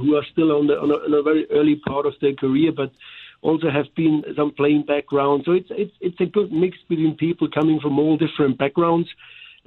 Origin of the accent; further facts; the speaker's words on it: Germany; accent: German; English is a second language; now in St. Louis, United States; here with my German accent.